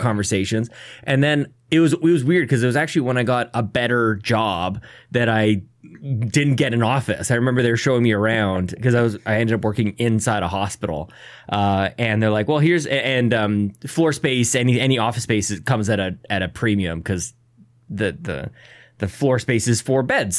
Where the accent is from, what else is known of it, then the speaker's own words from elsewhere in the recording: Canada; As a Canadian, we say